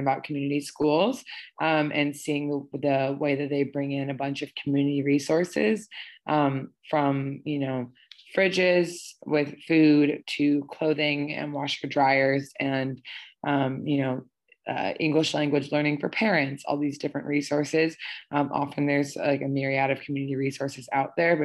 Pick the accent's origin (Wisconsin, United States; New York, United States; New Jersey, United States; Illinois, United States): Illinois, United States; Chicago; moved away as an adult; now in Durham, United States; I was from Chicago and came to Duke just intending to be there for 4 years